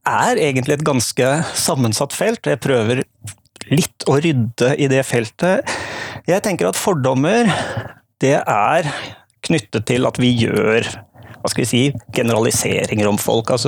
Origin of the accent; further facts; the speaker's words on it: Southern Norway, Norway; For det andre er jeg Født og oppvokst på Sørlandet, men prøver tydeligvis å skjule det så godt jeg kan i dialekten.